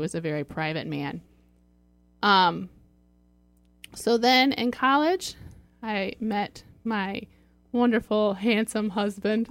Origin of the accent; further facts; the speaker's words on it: Fort Wayne, Indiana, United States; moved away as an adult; now in Sylvania, United States; I'm from Fort Wayne, and we moved to Sylvania